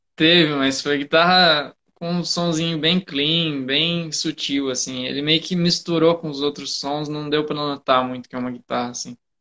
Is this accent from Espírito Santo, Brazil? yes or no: no; Mogi das Cruzes, São Paulo, Brazil; lá em Mogi das Cruzes, que eu nasci em Mogi